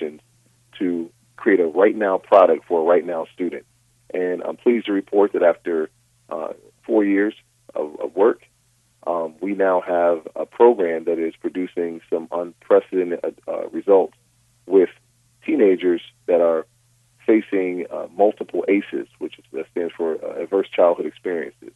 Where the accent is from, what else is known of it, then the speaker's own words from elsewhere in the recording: Rochester, New York, United States; now in Westlake Village, United States; in my hometown of Rochester, New York